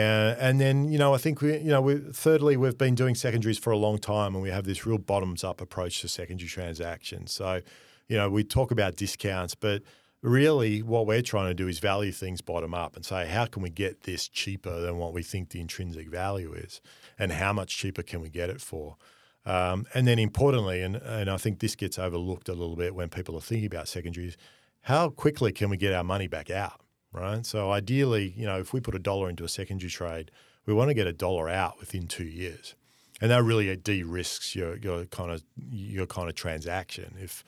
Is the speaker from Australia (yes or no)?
yes; Australia; given we are Australian, that most of these groups actually want more Australian representation on their LP.